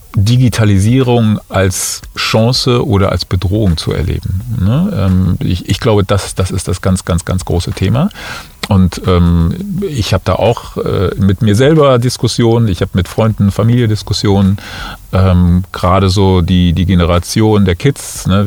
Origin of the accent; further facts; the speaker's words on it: Cologne, North Rhine-Westphalia, Germany; moved away as an adult; also born or lived in Munich; now in Düsseldorf, Germany; ich bin gebürtiger Kölner.